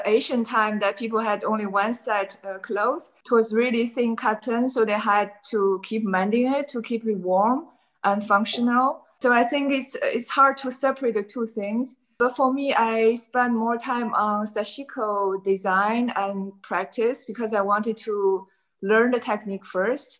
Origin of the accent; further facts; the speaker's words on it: China; moved away as an adult; now in Amsterdam, Netherlands; Originally, I came from China and I came to Amsterdam